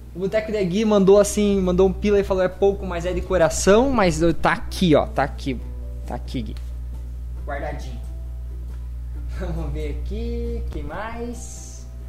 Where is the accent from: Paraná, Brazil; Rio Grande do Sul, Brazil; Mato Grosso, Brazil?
Paraná, Brazil; Guarapuava; Eu sou de, do, de Guarapuava, no Paraná, bem no meio do Paraná.